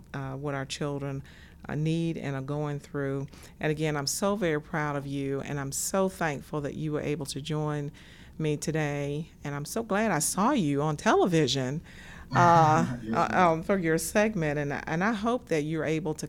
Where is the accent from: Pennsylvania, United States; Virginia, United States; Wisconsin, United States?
Virginia, United States; Danville; I grew up in this area. I grew up in Danville and the city, or right outside the city of Danville